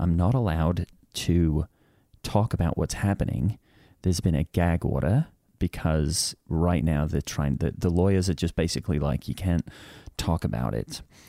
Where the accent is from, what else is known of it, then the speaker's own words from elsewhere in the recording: Australia; I have no idea what that means because I'm from Australia and we don't really have lawsuits there.